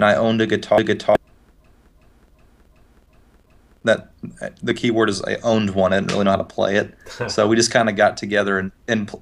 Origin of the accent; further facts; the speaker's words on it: Highland, Illinois, United States; also born or lived in Lebanon, Illinois; I grew up in a town called Highland, Illinois